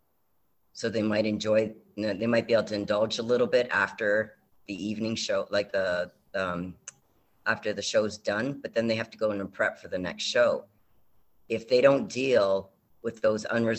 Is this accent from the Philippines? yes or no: no; Canada; I'm from Canada